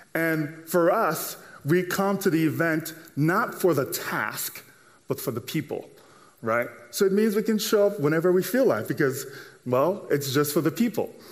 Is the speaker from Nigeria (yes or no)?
yes; Nigeria; now in United States; growing up in Nigeria and then moving over here to the States